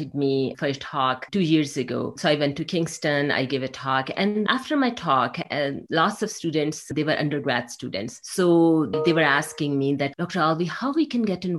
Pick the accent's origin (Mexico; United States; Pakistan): Pakistan; English is a second language; moved away; I grew up in a developing country in Pakistan